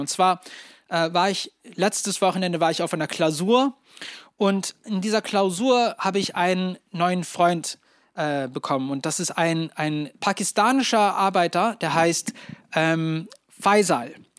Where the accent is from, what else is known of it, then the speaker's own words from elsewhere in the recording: Germany; als Deutsche